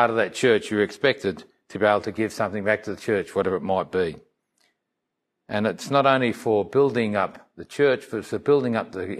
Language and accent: English; Melbourne, Victoria, Australia; As I was saying about this little church that I grew up in Melbourne, service was one thing that came into mind.